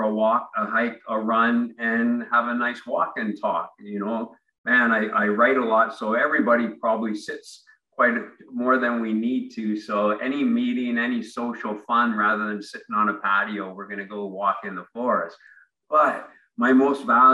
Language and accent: English; Ontario, Canada; moved away as an adult; now in Vancouver, Canada; I grew up in Ontario